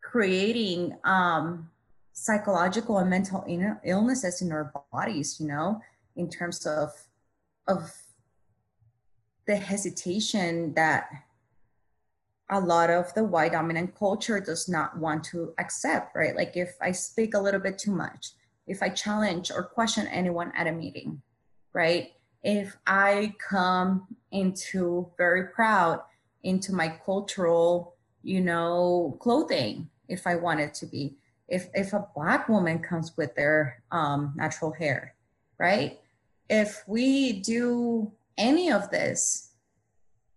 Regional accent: Mexico; first language Spanish; English is a second language; moved away; also born or lived in Texas border region, United States / Austin, Texas, United States; I was raised in Mexico and then I came to Texas La Frontera.

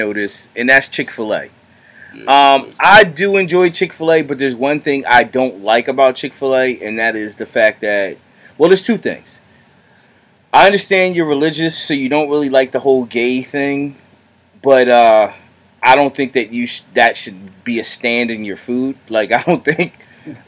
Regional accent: Philadelphia, Pennsylvania, United States; we're from the Philadelphia area. It's hoagie where we're from

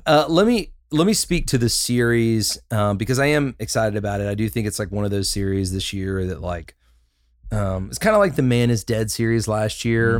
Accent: Huntsville, Alabama, United States; I, I grew up in Southeast Huntsville

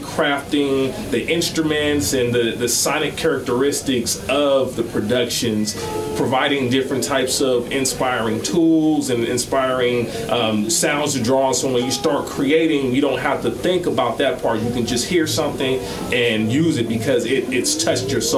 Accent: Los Angeles, California, United States; growing up in L.A., I remember just having music as the only refuge

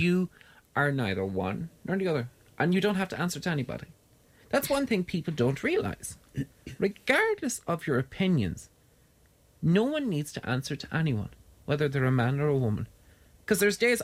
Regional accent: Ireland

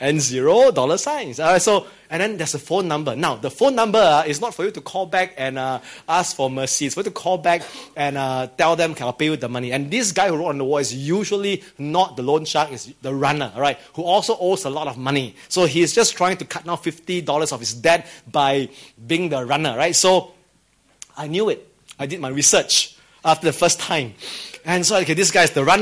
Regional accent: Singapore; as a Singaporean

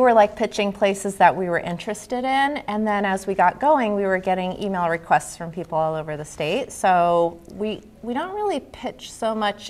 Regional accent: Connecticut, United States; also born or lived in Vermont / Colorado / Utah; I grew up in Connecticut, and then after high school I moved away to Vermont, Colorado, and Utah, and then I came back to Connecticut because I love it so much.

